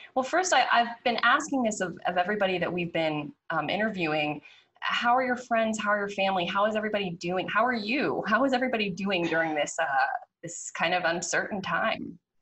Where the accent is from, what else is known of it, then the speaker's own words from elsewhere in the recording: Pittsburgh, Pennsylvania, United States; moved away as an adult; also born or lived in Baton Rouge, Louisiana; now in Louisiana, United States; I'm not from down here originally. I'm from Pittsburgh, Pennsylvania, and I was in college when Katrina hit